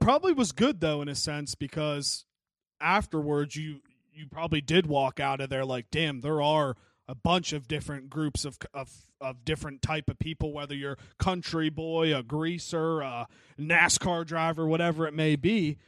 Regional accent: Wheeling, West Virginia, United States; I'm from Wheeling

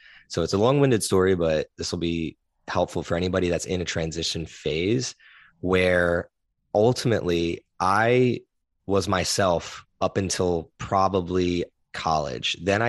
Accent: East Coast, United States; born there; also born or lived in Philadelphia / New Jersey / New York / Nashville; now in Austin, United States; I was born on the East Coast, though. Kind of moved around from Philly to New Jersey to New York, right outside New York, to Nashville, to Houston, to now here in Austin, Texas.

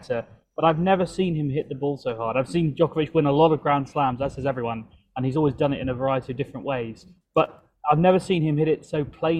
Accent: London, United Kingdom; moved away; back in my hometown of London

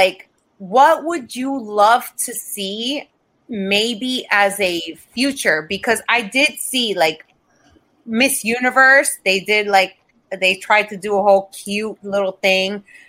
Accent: Florida, United States; especially moving, because I come from Florida. Florida has, like, zero unions for anything.

